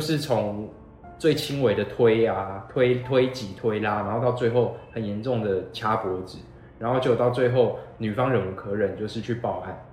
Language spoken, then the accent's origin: Chinese; Taichung, Taiwan; 我又是从小在台中长大